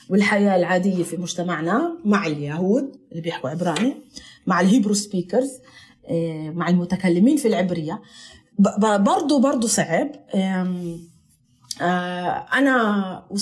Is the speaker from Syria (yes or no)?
no; Palestine; accent: Palestinian; now in Italy; هاي الكلمات هيك اللي ما بنلاقيهاش مرات في لهجتنا احطها كايطالي هذا منيح انا بحب انه الواحد يتمسك وتمسكت في لغتي اكثر طبعا مع اني بحكيهاش هون